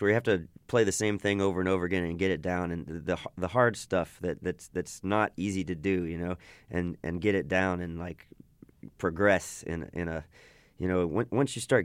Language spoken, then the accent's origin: English; Austin, Texas, United States; I grew up in and around Austin all my life